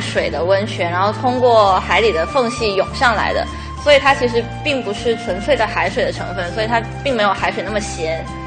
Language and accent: Chinese; Guangdong, China; 因为我是广东人